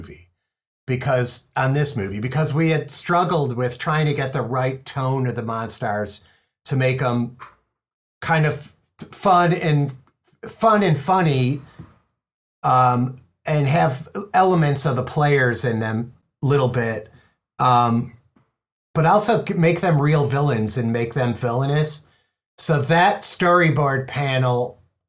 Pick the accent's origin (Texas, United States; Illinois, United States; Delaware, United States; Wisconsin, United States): Illinois, United States; Chicago; I'm from Chicago